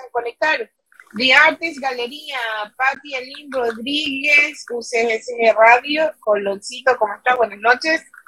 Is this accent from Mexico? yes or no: no; Ecuador; now in New York, United States; somos ecuatorianas chiquititas